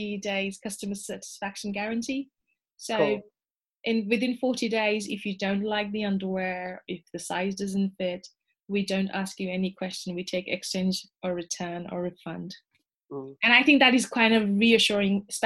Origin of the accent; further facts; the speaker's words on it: Nepal; moved away as an adult; now in United Kingdom; I grew up in Nepal up until like 8 years ago